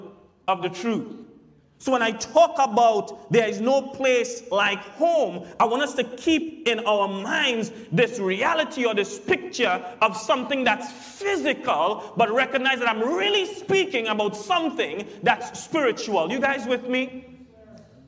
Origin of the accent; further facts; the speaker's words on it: Santa Flora, Trinidad & Tobago; Growing up in Santa Flora, growing up in Trinidad